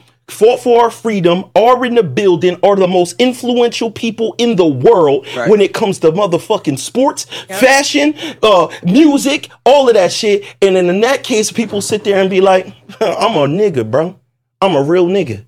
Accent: Puerto Rico; also born or lived in South Carolina; I'm Puerto Rican

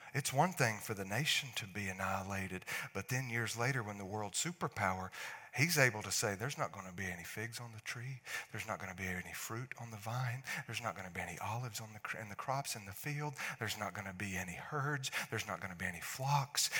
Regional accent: North Alabama, United States; I'm from North Alabama

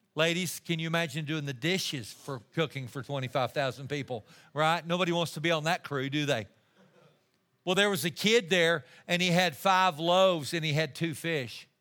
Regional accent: Amarillo, Texas, United States; I'm just a kid from Amarillo, Texas.

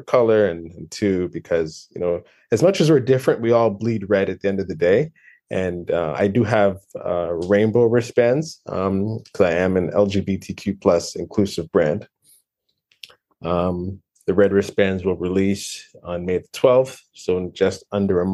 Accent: Toronto, Ontario, Canada; I am from Toronto, Canada.

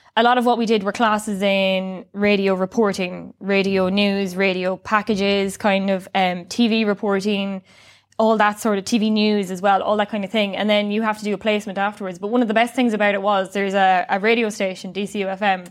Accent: Sligo, Connacht, Ireland; I'm from Sligo

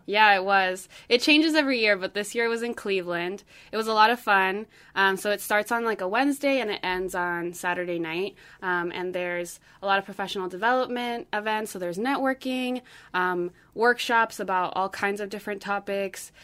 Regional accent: Santiago, Santiago Metropolitan Region, Chile; moved away; I'm from Santiago, Chile

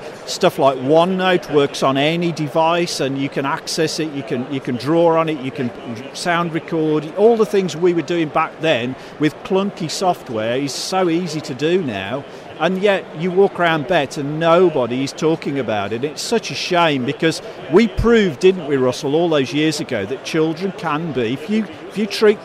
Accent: Birmingham, West Midlands, United Kingdom; I spoke like this from growing up in Birmingham

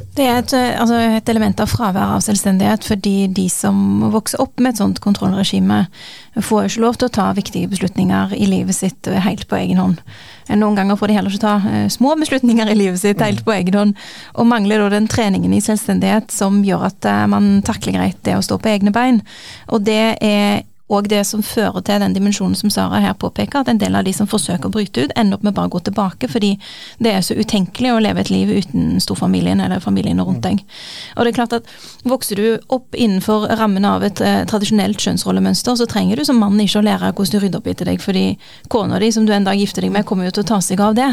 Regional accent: Norway; jeg har familiebakgrunn fra Pakistan, selv om jeg er født og oppvokst i Norge

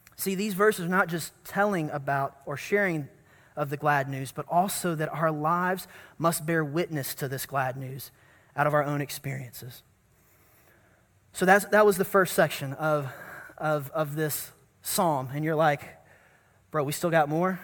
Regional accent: North Carolina, United States; growing up in North Carolina at the First Baptist Church that I grew up

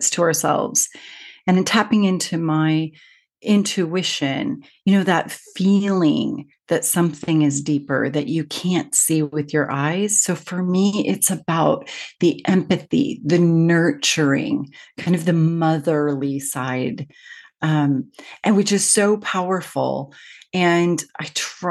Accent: Seattle, Washington, United States; now in United Kingdom; I live in the UK, but I'm from Seattle

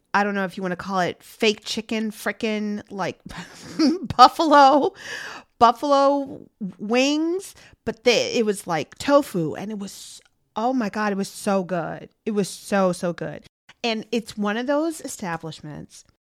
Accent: Chicago, Illinois, United States; I'm from Chicago

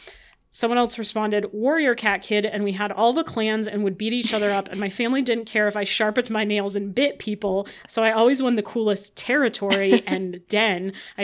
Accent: Midwest, United States; I blame it on growing up in the Midwest and having the name ….

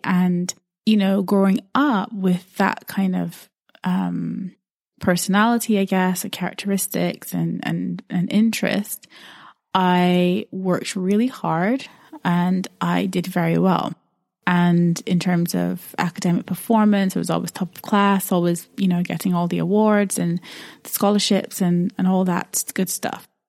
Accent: Barbados; now in United Kingdom; I'm based in the U K, but I grew up in Barbados

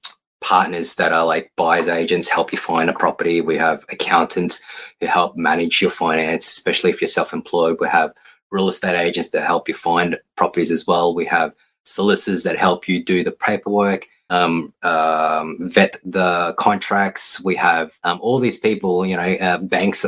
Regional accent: Queensland, Australia; now in Victoria, Australia; we grew up in Queensland

